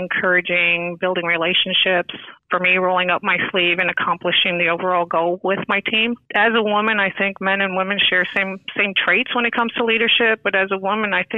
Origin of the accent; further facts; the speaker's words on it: New York, United States; now in Florida, United States; I am originally from New York